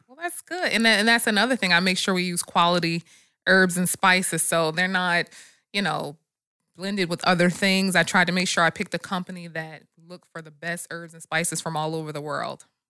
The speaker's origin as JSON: {"language": "English", "region": "New Jersey", "country": "United States", "moved": "yes", "said": "I'm from Jersey"}